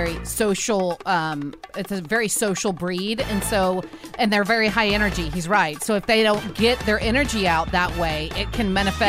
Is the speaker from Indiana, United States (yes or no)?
no; Louisiana, United States; I'm from Louisiana.